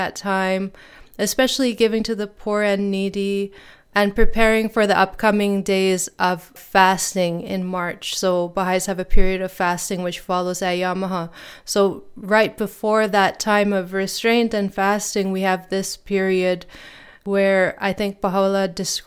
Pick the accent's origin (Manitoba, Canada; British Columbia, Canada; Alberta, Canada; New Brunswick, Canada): Alberta, Canada; Edmonton; also born or lived in Toronto, Ontario / Lennoxville, Quebec; I grew up in Toronto, Ontario. That's where I was born. And then my family moved to Lennoxville, Quebec. And then we moved again when I was in grade 3 to Edmonton, Alberta.